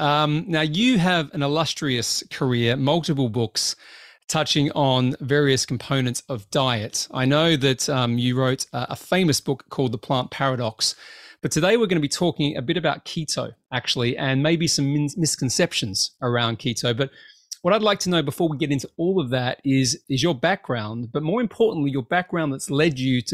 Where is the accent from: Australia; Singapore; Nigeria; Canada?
Australia; moved away as an adult; now in United Kingdom; Well, I'm Australian with a weird kind of twist. I've been here for 20 years, though, so they call me a Brit these days.